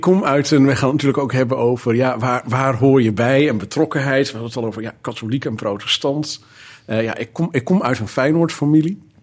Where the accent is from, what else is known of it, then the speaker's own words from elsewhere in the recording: Zeelandic Flanders, Netherlands; also born or lived in Heemstede; now in Alkmaar, Netherlands; Ik kom oorspronkelijk van de, de andere kant van het land. Ik kom uit Zeeuws-Vlaanderen.